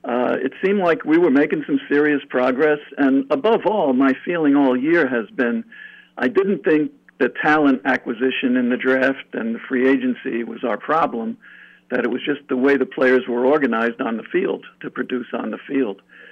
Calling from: New York, United States; from New York.

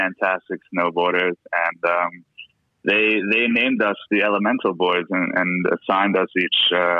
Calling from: Liverpool, North West England, United Kingdom; I'm in Liverpool at the moment.

